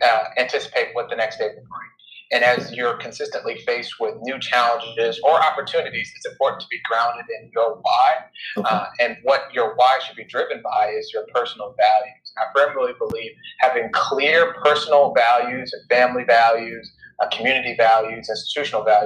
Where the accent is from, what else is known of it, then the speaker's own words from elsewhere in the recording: Minneapolis, Minnesota, United States; now in Tulsa, United States; I am originally from Minneapolis, Minnesota. That's where I grew up.